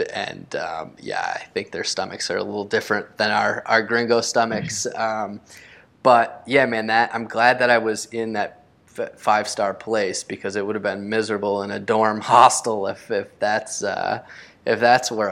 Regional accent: United States; also born or lived in Costa Rica; especially in our own country, in the United States

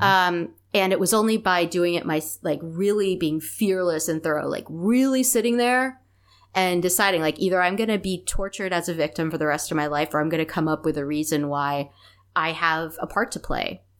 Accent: East Coast of the US, United States; we grew up on the East Coast of the U S.

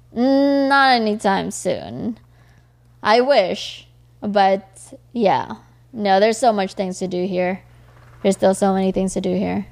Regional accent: Los Angeles, California, United States; I am an L A native.

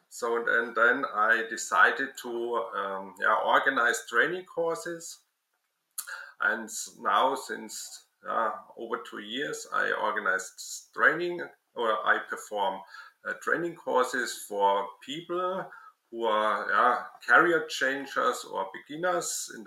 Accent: Würzburg, Bavaria, Germany; I studied the science of plastic in my hometown Würzburg.

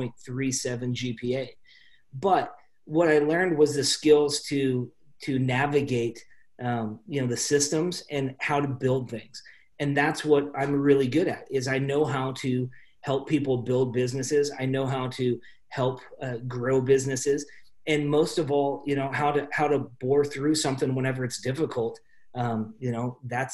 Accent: Salem, Oregon, United States; I grew up in Salem, Oregon, small town

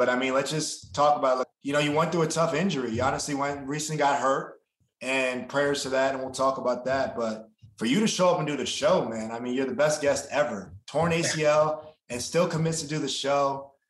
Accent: New Jersey, United States; I grew up in New Jersey. I'm playing for the Giants right now. I'm back home.

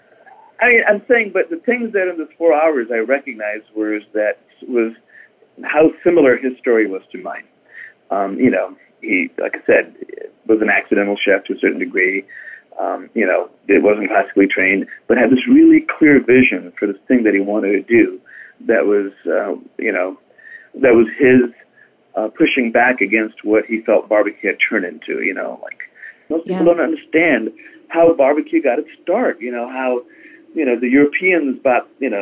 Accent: India; if you were to talk to me on the phone and didn't know I was … from India, you may not even guess I'm Indian.

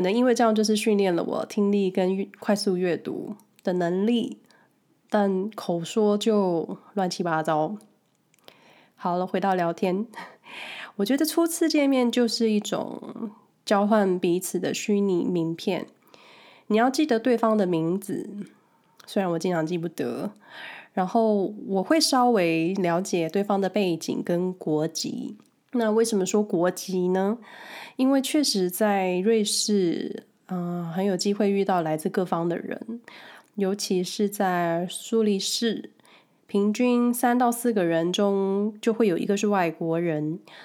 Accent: Taipei, Taiwan; moved away as an adult; now in Switzerland; 我来自台湾，过去几十年都住在台北

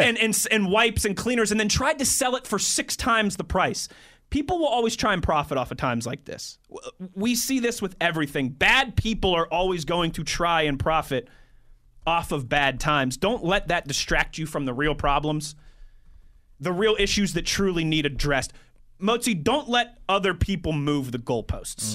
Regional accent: Cranberry, Pennsylvania, United States; I grew up in Cranberry, Pennsylvania

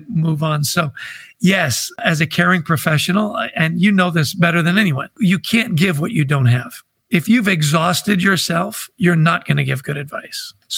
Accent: Vancouver, British Columbia, Canada; I grew up in Vancouver, British Columbia.

